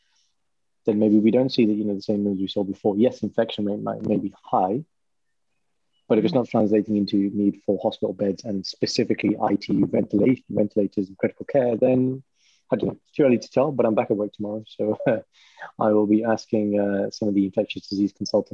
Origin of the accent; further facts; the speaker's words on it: Walsall, Birmingham area, West Midlands, United Kingdom; if they say which part of Birmingham, then I say, oh, have you heard of Warsaw?